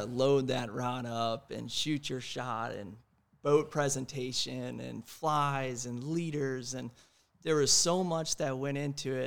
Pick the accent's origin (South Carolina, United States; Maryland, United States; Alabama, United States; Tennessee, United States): Maryland, United States; Annapolis; moved away as an adult; also born or lived in Maine; now in Topsail Island, United States; I'm from Annapolis, Maryland